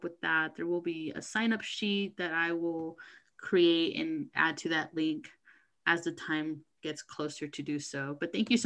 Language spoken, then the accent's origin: English; United States; I was born here in the States, so I'm Mexican American